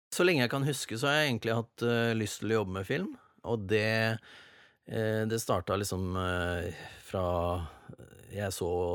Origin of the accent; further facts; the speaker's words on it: Sarpsborg, Østfold, Norway; Jeg er fra Sarpsborg